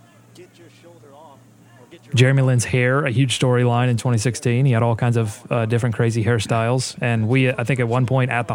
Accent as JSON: {"language": "English", "town": "Gastonia", "region": "North Carolina", "country": "United States", "tie": "born or raised there", "said": "Gastonia, my hometown, the hometown of Hassan Whiteside"}